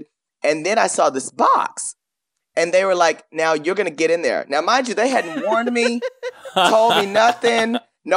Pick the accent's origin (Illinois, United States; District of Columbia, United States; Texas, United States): Texas, United States; Paris; I grew up in a small town. You remember, I'm from Paris, Texas.